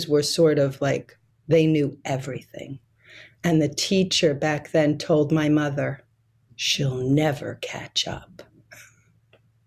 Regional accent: New York City, New York, United States; now in Brazil; I was born in Brooklyn, New York, but not only that, I was born in a place called Coney Island.

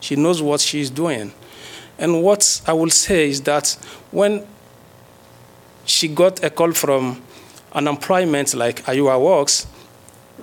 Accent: Togo; moved away as an adult; now in United States; I graduate from the University of Lomé in the Department of Geography. I have my PhD from Togo. And as you may know, we came from Africa

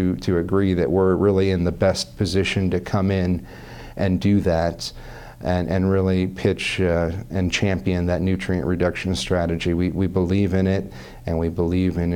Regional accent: Des Moines, Iowa, United States; I was born and raised and educated in Des Moines, Iowa

